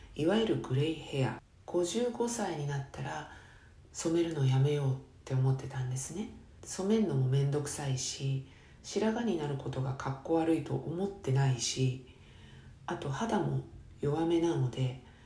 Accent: Chiba, Japan; 生まれ育った千葉県

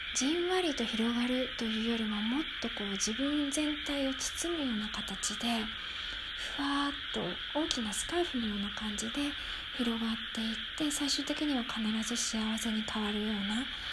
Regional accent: Tokyo, Japan; moved away; 私は東京育ちなんですが今は何にもない田舎に住んでいます

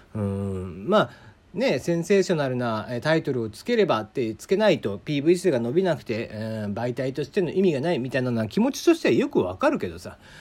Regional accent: Kagoshima, Japan; moved away as an adult; also born or lived in Hakata, Fukuoka; 俺は鹿児島生まれ博多あ鹿児島に18年博多に9年って住んでた

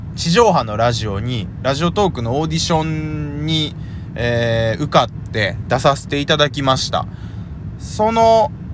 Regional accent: Kyoto, Japan; 出身地は京都です。京都出身、京都在住です。

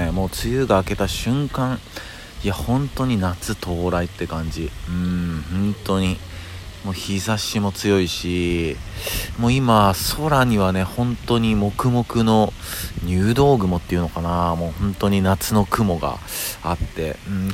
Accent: Kyoto, Japan; now in Tokyo, Japan; 実はですね僕京都出身なんですよ、うんまあ、京都出身で、えー、っとまあ、転勤転校を繰り返して、でまあ、え最終に最終の着地が東京になってるんですけど

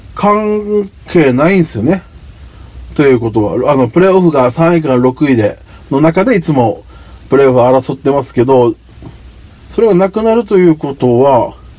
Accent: Okinawa, Japan; 僕の地元沖縄

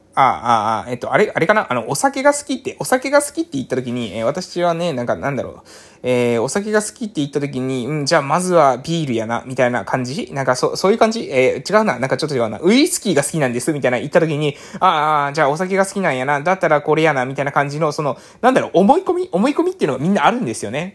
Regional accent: Japan; accent: island dialect; 私たち島の方言だったら砂漠クっていうんですね

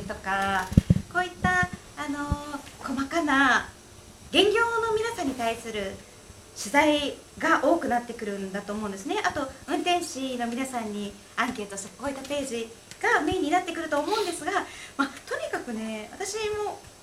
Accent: Kansai, Japan; moved away; 私がもともと出身の関西

